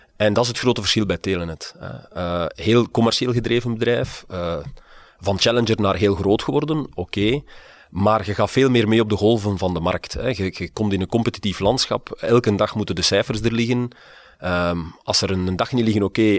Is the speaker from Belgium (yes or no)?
yes; Liedekerke, Flanders, Belgium; also born or lived in Aalst; ik ben geboren in Alst, maar getogen in het Vlaamse Brabantse Liedekerke